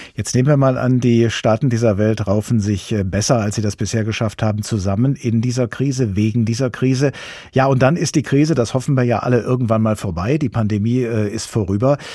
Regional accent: Germany; Hier bei uns in Deutschland

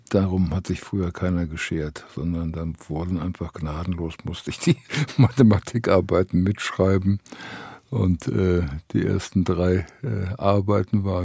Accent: Genthin, Saxony-Anhalt, Germany; born there; Ploto ist immer mein Geburtsort, Gentin.

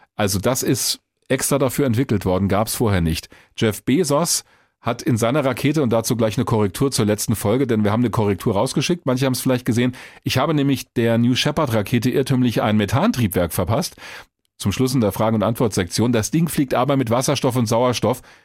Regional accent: Hesse, Germany; bei uns in Hessen

